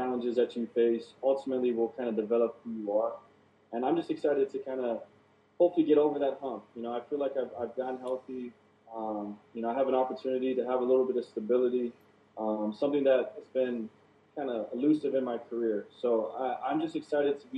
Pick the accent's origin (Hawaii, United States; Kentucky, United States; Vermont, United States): Hawaii, United States; now in Las Vegas, United States; playing for my hometown